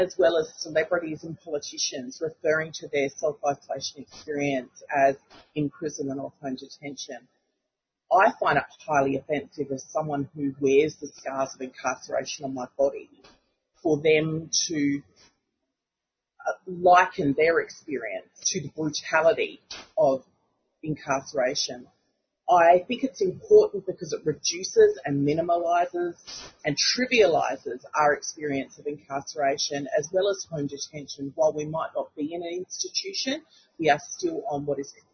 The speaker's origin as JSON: {"language": "English", "area": "Kaurna land", "region": "South Australia", "country": "Australia", "tie": "born or raised there", "said": "I'm a Gunditjmara woman born and raised on Kaurna land"}